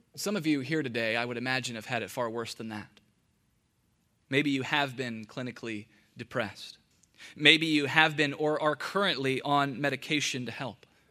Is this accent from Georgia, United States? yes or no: yes; Atlanta, Georgia, United States; now in Charlotte, United States; Growing up in Atlanta